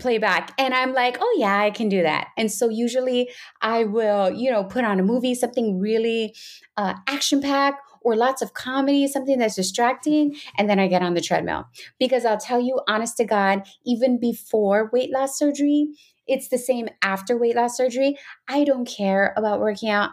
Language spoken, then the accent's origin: English; Pacific Northwest, United States; I'm from the Pacific Northwest up here